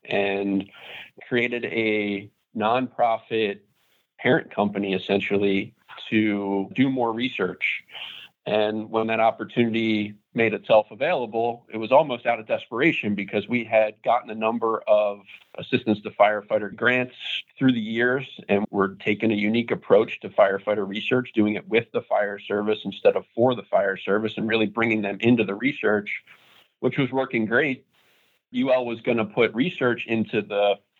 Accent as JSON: {"language": "English", "town": "Broomall", "region": "Pennsylvania", "country": "United States", "tie": "born or raised there", "said": "my hometown of Broomall, Pennsylvania"}